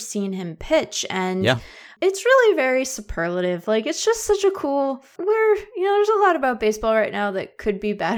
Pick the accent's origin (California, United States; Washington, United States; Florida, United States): Washington, United States; Seattle; I grew up in Seattle